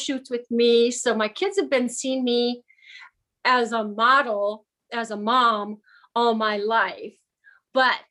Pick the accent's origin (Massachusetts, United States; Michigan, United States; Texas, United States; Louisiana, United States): Michigan, United States; I was born in Michigan